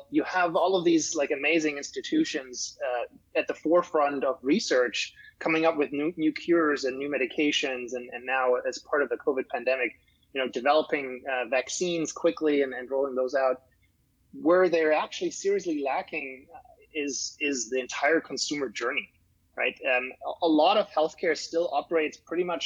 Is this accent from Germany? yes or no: yes; Germany; now in United States; I'm originally from Germany